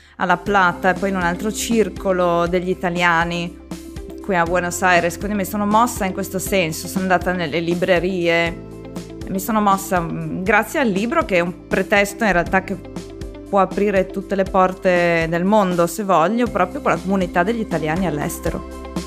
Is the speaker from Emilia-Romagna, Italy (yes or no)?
no; Trieste area, Friuli-Venezia Giulia, Italy; vengo dalla zona di Trieste